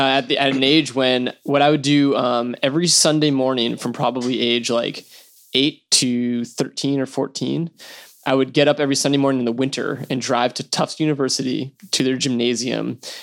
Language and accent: English; Massachusetts, United States; So I'm from Massachusetts.